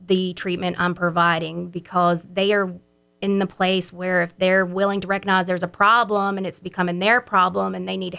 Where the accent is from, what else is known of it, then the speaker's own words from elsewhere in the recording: Brookhaven, Mississippi, United States; also born or lived in San Antonio, Texas; I'm from Brookhaven, Mississippi, where I was raised all my life up until I went off to college